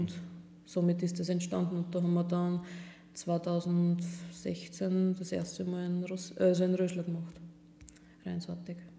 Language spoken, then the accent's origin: German; Burgenland, Austria; bei uns im Burgenland